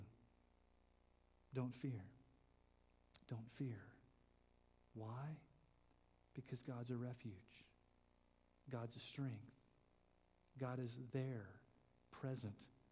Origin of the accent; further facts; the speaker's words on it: Colorado Springs, Colorado, United States; I grew up in Colorado Springs